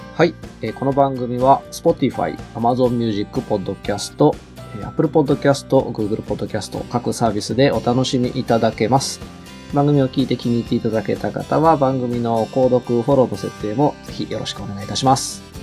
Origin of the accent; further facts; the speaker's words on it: Shizuoka, Japan; moved away as an adult; now in Hachioji, Japan; 静岡でまあ実家に戻る